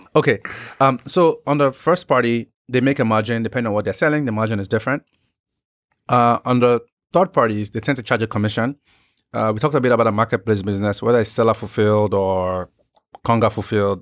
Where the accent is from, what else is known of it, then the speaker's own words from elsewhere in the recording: Nigeria; I'm Nigerian